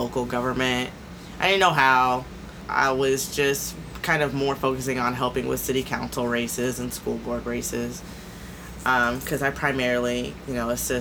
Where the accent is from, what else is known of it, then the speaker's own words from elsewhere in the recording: California, United States; now in Des Moines, United States; I'm originally from California